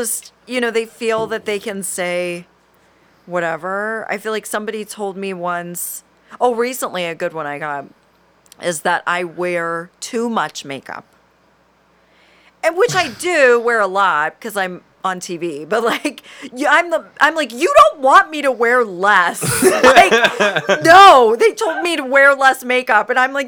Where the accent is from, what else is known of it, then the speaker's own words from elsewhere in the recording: Southern United States, United States; Which, like, okay, I'm from the South, so like, yes, I've mostly gotten rid of most of my accent if I'm not drinking.